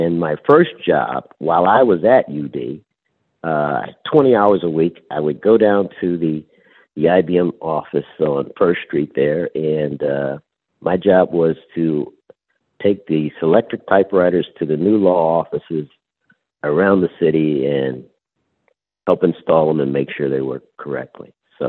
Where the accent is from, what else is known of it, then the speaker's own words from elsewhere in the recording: Akron, Ohio, United States; Akron, Ohio.